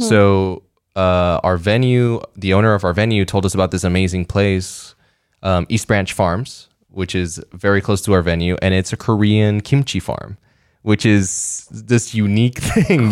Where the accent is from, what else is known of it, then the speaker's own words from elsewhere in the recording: Puerto Rico; I grew up in Puerto Rico